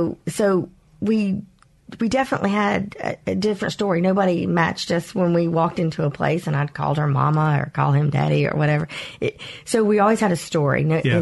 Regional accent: Mobile, Alabama, United States; You know, I did. I was one of very few Asian people, period, but Vietnamese people in all of my schools.

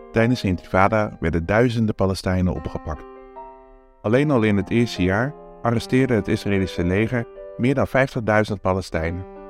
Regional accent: Vlaardingen, South Holland, Netherlands; we uit Nederland kwamen

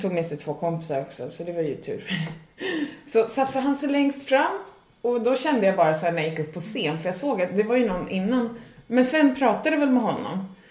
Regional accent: Sweden; moved away as an adult; now in Ireland; jag kommer från Sverige

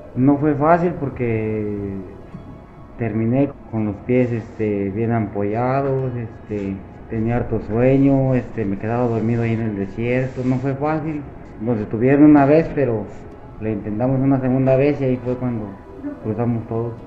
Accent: Michoacán, Mexico; also born or lived in United States; now in San Luis Río Colorado, Mexico; me fui para mi estado natal de Michoacán

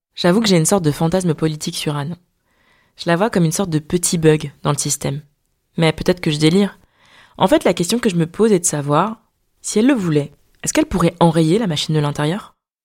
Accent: Paris, Île-de-France, France; also born or lived in Dakar, Senegal; je suis née à Dakar et que j'ai grandi dans le quinzième arrondissement de Paris

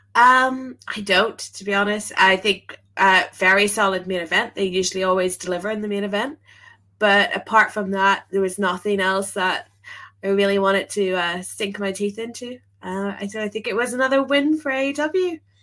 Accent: Belfast, Northern Ireland, United Kingdom; moved away as an adult; now in London, United Kingdom; I moved to Belfast or moved from Belfast to London um at like university time.

